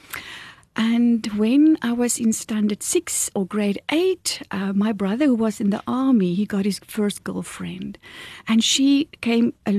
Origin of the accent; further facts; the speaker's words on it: South Africa; when I was growing up in Kolsrivier on a farm, in a normal Afrikaans family